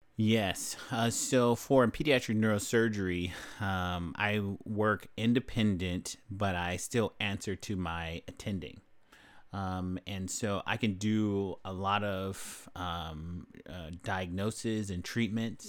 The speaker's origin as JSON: {"language": "English", "town": "Los Angeles", "region": "California", "country": "United States", "tie": "born or raised there", "said": "I grew up in, uh, South Central Los Angeles"}